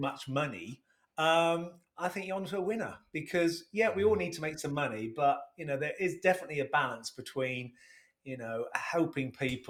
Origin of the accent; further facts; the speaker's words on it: Sheringham, East of England, United Kingdom; I was initially from Sheringham.